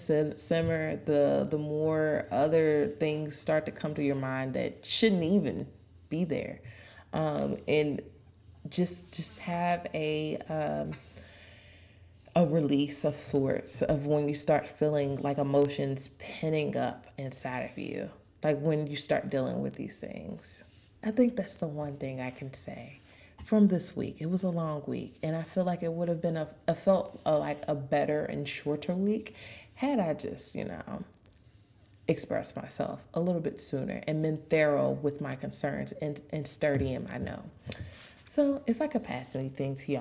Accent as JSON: {"language": "English", "town": "Louisville", "region": "Kentucky", "country": "United States", "said": "I'm from Louisville"}